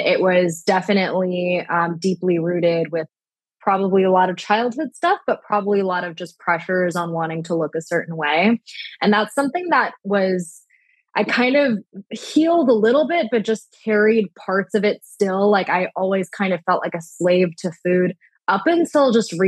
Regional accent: Orange County, California, United States; also born or lived in San Diego / Florida; I'm originally from Orange County

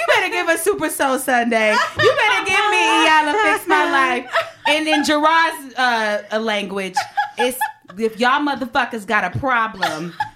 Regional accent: Inglewood, California, United States; I'm from Inglewood

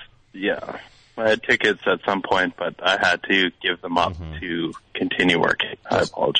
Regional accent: Moose Jaw, Saskatchewan, Canada; I am from Moose Jaw, actually.

